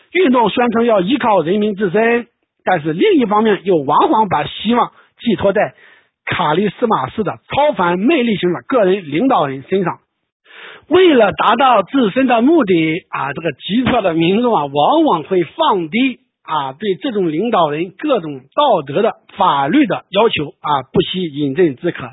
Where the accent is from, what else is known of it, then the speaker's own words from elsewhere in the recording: China; 我们中国人